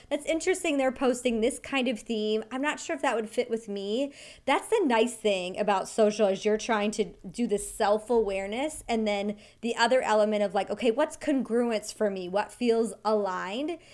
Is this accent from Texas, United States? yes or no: no; Wyoming, United States; I grew up in Wyoming